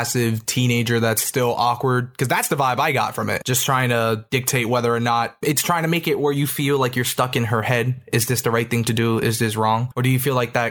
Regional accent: New York, United States; I'm a New Yorker

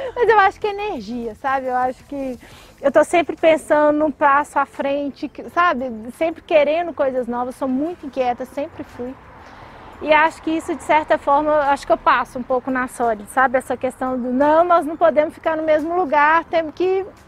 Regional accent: Belo Horizonte, Minas Gerais, Brazil; accent: mineiro (sotaque de pão de queijo); não nego meu sotaque de pão de queijo. mas eu acho que eu, assim, nasci aqui, fui criada aqui

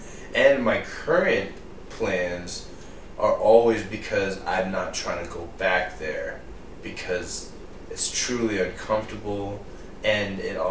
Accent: United States; I am American, but I definitely in a lot of ways am more Indian than American in terms of principles and focus

